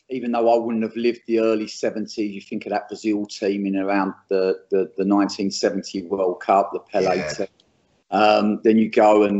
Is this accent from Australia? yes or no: no; England, United Kingdom; as an Englishman